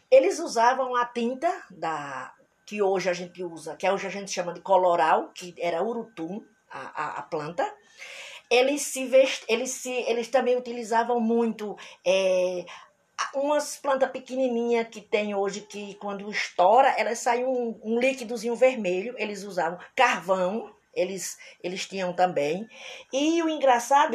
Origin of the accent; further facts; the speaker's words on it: Brazil; nós somos brasileiros e persistentes